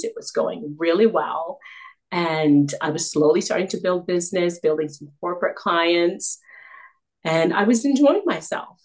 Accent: Canada; also born or lived in South Africa; I was born in South Africa. Uh, but we migrated to Canada and when I was just a toddler. So I've grown up here.

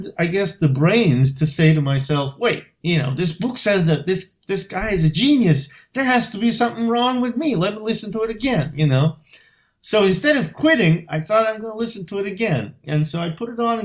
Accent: Bursa, Turkey; moved away as an adult; now in Boston, United States; my hometown, Bursa

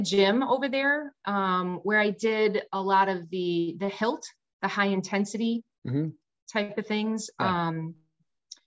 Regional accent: Michigan, United States; moved away as an adult; also born or lived in Netherlands; now in Westborough, United States; I'm originally from Michigan

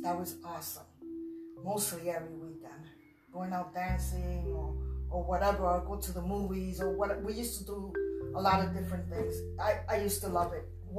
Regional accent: Brooklyn, New York, United States; Oh my God, everything from Brooklyn I love. I love the people, I love everything. I love the stores, I love the fact that we had transportation day and night, whether it was buses or the train, taxis.

